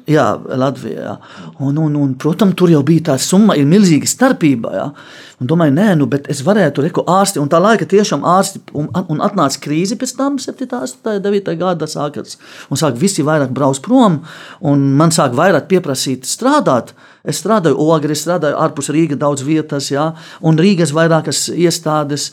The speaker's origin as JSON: {"language": "Latvian", "country": "Lebanon", "tie": "born or raised there", "second_language": "Latvian", "moved": "as an adult", "lives_now": "Latvia", "said": "Es Libānā dzīvoju tikai 18 gadi"}